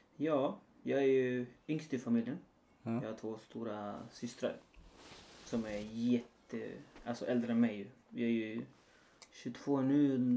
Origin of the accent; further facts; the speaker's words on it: near Valparaíso, Chile; now in Sweden; När jag var liten i alla fall. Utanför Valparaiso där jag kommer ifrån. Chile.